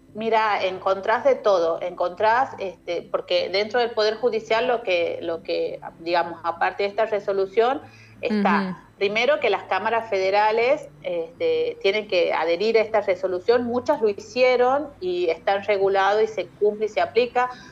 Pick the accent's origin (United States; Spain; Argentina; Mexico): Argentina; Tucumán; yo soy de Tucumán